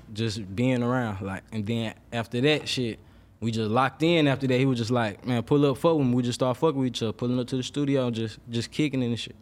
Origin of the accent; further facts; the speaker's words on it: Memphis, Tennessee, United States; moved away as an adult; also born or lived in Atlanta; I'm from Memphis